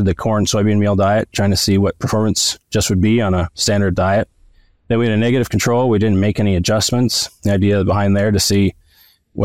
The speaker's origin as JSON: {"language": "English", "region": "Alberta", "country": "Canada", "tie": "born or raised there", "moved": "yes", "said": "I am originally from Alberta, Canada, and there I grew up doing weekends and summers, if you will, on my uncle's and my cousin's hog farms"}